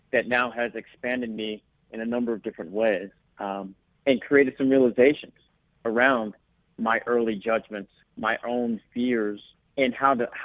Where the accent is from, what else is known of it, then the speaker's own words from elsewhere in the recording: Sterling, Virginia, United States; now in Los Angeles, United States; Yes, absolutely. Um, still uh, still defined it as home, but now called Los Angeles uh, my secondary home.